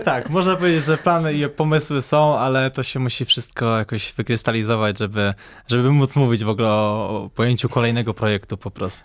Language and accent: Polish; Poznań, Greater Poland, Poland; ja jestem z Poznania, urodziłem się, mieszkam w Poznaniu od już 22 lat